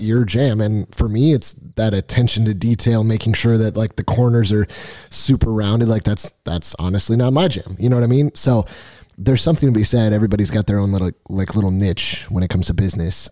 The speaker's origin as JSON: {"language": "English", "region": "Nevada", "country": "United States", "said": "We're from Nevada"}